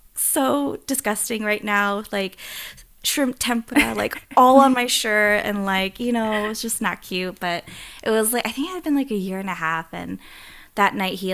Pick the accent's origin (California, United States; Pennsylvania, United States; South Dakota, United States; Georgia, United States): Pennsylvania, United States; Philadelphia; I grew up in Philly